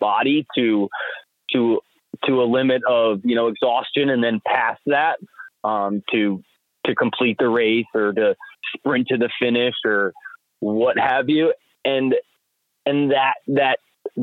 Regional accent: New Salem, New York, United States; also born or lived in Voorheesville, New York; I grew up in New Salem

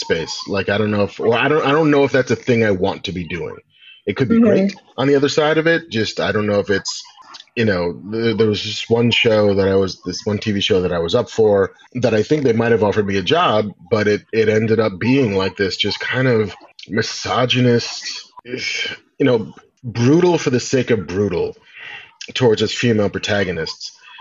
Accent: New York, United States; I grew up in New York

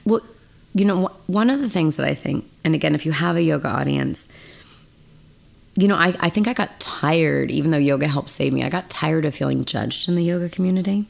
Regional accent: Mendocino, California, United States; Northern California. I grew up in Mendocino in a log cabin, no electricity, no running water

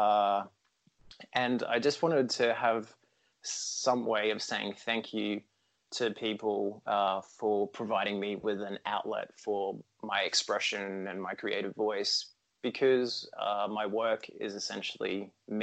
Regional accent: Brisbane, Queensland, Australia; Australia is a big place and I'm from Brisbane

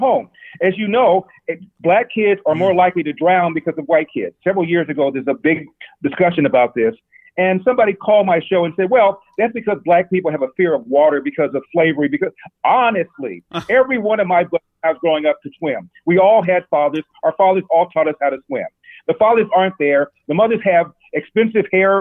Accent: United States; We are Americans. We are black

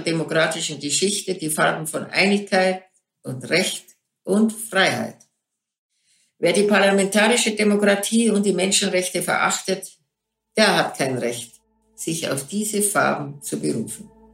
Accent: Germany; Und ich bin stolze Deutsche

